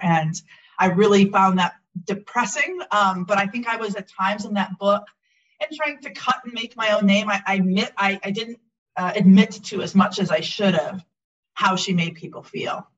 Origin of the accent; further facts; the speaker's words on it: Milwaukee, Wisconsin, United States; I was raised in Milwaukee, Wisconsin